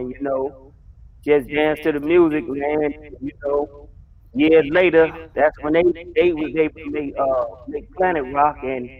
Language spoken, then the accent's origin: English; New York, United States; now in Atlanta, United States; And I'm originally from the Bronx, New York.